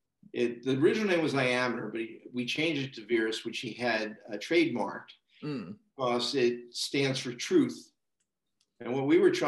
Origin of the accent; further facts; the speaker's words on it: United States; moved away as an adult; also born or lived in United Kingdom / Canada; born and raised in the United States